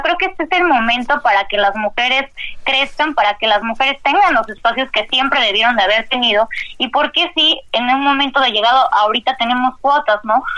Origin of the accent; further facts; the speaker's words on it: Mexico; seguimos siendo mexicanos